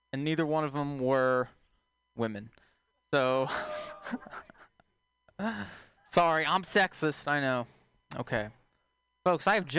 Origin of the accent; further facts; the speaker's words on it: Texas, United States; moved away; I'm from Texas originally